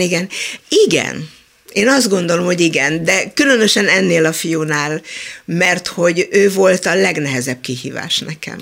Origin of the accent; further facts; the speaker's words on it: Budapest, Hungary; also born or lived in Israel; én Csepelen nőttem fel